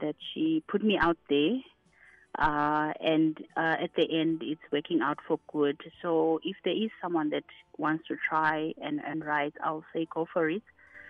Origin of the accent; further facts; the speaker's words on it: Limpopo, South Africa; that Domi will be very excited to hear that I'm from Limpopo.